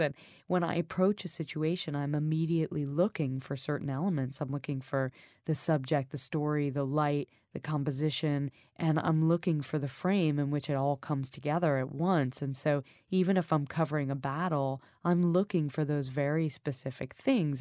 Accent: United States; moved away as an adult; also born or lived in New York; now in London, United Kingdom; I grew up in America. I live in a peaceful place right now. I live in London.

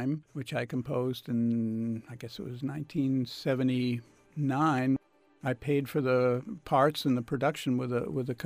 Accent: United States; as an American composer

